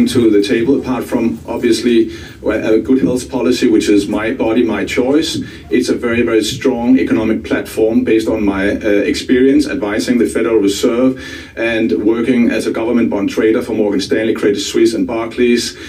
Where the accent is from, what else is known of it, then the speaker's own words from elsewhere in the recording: Denmark; I'm from Denmark